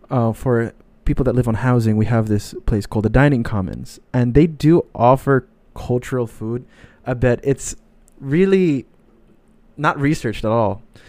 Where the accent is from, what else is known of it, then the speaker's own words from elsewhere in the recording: Saudi Arabia; born there; And since many don't feel open to explaining where they're from, I was born in Saudi Arabia.